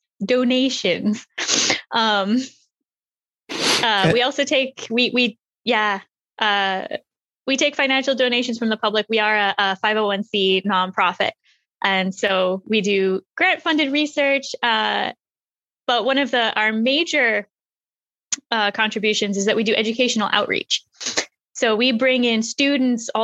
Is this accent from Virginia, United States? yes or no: yes; Manassas, Virginia, United States; moved away as an adult; now in Los Angeles, United States; I grew up in Manassas, Virginia, right outside DC